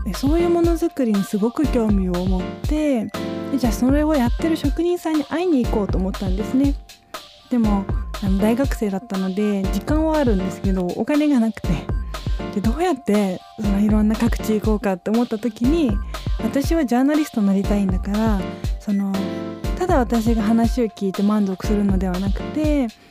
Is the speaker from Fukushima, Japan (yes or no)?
no; Chiba commuter town, Japan; also born or lived in Tokyo; 東京で生まれて千葉のベッドタウンで育ったので